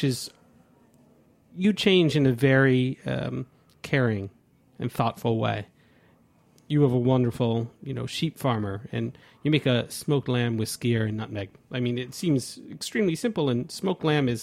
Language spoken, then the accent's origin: English; United States; growing up in the States